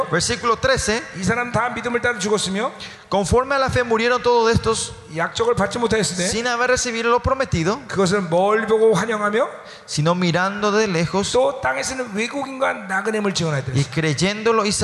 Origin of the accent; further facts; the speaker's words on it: South Korea; moved away; yo me estoy preparando para dejar Corea y vivir acá, ¿no? Por eso cuando vine acá de Corea traje el equipaje más liviano posible, ¿no?